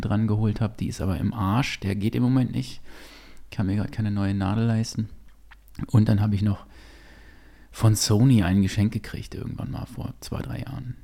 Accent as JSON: {"language": "German", "town": "Gütersloh", "region": "North Rhine-Westphalia", "country": "Germany", "tie": "born or raised there", "said": "wir hatten ähm, ein Kino bei uns in Gütersloh damals"}